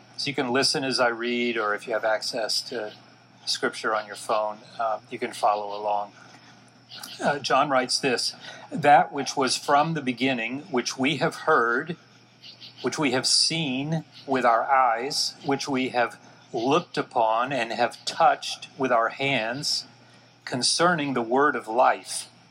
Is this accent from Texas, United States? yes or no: yes; Dallas, Texas, United States; I was born and raised in Dallas, Texas.